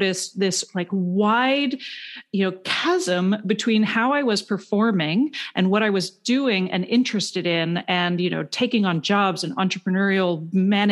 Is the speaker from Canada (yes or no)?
yes; Canada; I'm from Canada